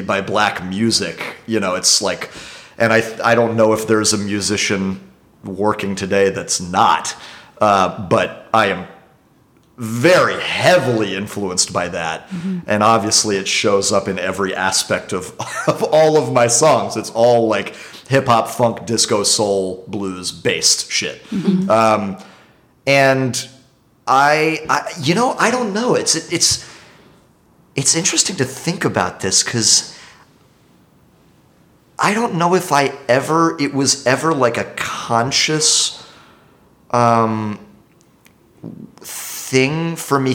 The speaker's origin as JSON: {"language": "English", "town": "Dallas", "region": "Texas", "country": "United States", "tie": "born or raised there", "also_born_or_lived": "Englewood, New Jersey / Paris", "moved": "as an adult", "lives_now": "New York, United States", "said": "Spent most of my childhood in Dallas"}